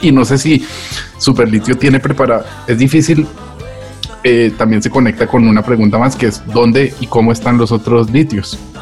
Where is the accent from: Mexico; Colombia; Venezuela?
Colombia; now in Madrid, Spain; como colombiano saber cómo están mis compatriotas